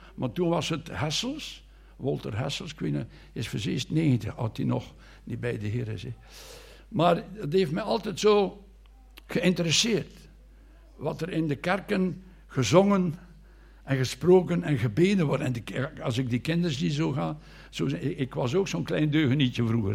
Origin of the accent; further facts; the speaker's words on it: Anderlecht, Brussels-Capital Region, Belgium; moved away as an adult; now in Bruges, Belgium; Ik ben geboren in Brussel, in Anderlecht.